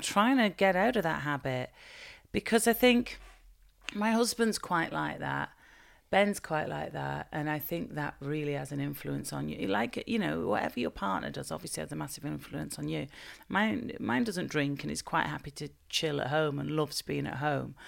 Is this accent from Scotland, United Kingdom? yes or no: no; Bolton, North West England, United Kingdom; I was born and raised in in Bolton